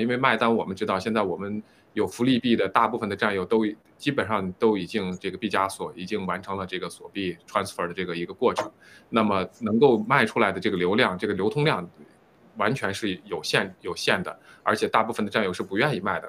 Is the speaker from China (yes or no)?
yes; China; 作为中国人